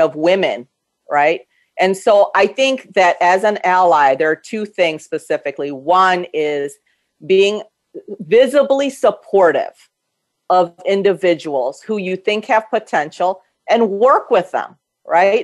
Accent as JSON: {"language": "English", "country": "United States", "tie": "born or raised there", "also_born_or_lived": "Korea", "said": "I grew up here in this yeah. country since I was eight"}